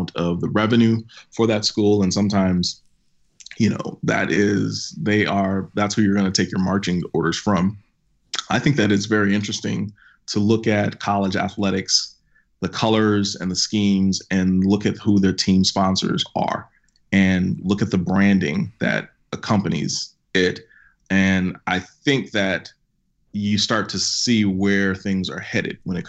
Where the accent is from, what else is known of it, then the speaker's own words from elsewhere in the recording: Minnesota, United States; I'm from Minnesota